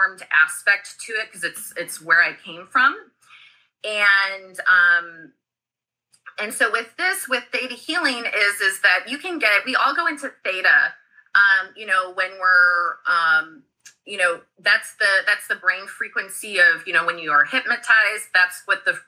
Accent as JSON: {"language": "English", "region": "Missouri", "country": "United States", "said": "I'm from the Midwest, like I'm from, you know, Missouri"}